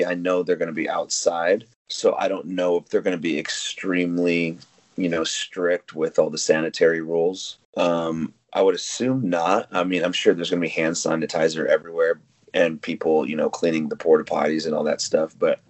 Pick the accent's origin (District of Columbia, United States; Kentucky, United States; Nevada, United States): Nevada, United States; Las Vegas; You know, Jake and I came from Vegas. We moved out here, you know, hopped into a boxcar, headed to the West Coast.